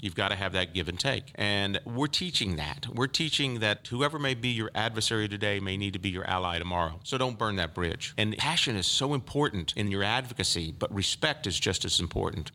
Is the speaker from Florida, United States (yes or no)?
yes; Polk County, Florida, United States; I'm one of those that was born and raised in Polk County and grew up here